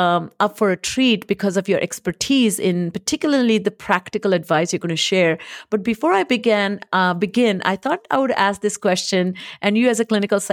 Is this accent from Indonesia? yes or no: no; India; English is a second language; now in United States; But I think when I came from India to US